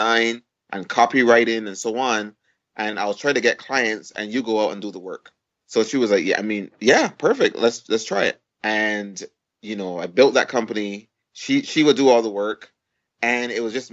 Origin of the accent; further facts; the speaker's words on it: Barbados; moved away as an adult; now in United States; I was born in Barbados. And I, you know, went to school at Harrison's College in Barbados